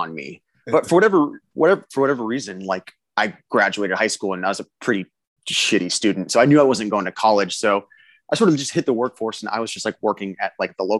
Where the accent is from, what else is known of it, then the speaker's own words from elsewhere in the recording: South Riverside County, Southern California, United States; I grew up in Southern California, about 90 minutes outside of LA, like South Riverside County